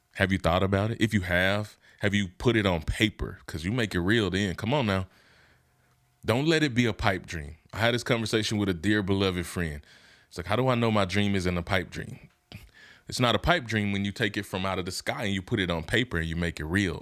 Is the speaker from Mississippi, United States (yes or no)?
yes; Hernando, Mississippi, United States; moved away; where I'm from in my hometown, Hernando, Mississippi.